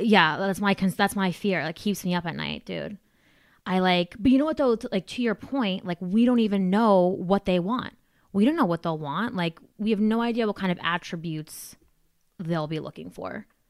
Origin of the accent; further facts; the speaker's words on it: New Jersey, United States; I'm from Jersey